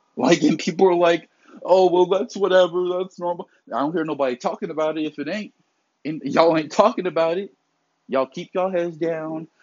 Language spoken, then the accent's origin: English; the South, United States; I grew up in the South where hurricane season is plentiful